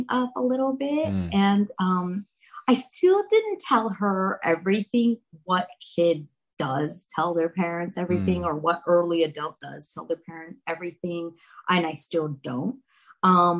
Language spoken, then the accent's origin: English; United States; first language Hindi; English is a second language; Even though I'm born in America, I am Indian